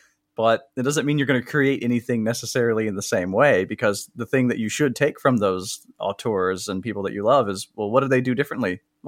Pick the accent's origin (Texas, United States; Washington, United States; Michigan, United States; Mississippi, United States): Mississippi, United States; Columbus; I'm from Columbus, Mississippi, a place that only Tennessee Williams fans have probably ever heard of, since he wrote a few of his famous plays there.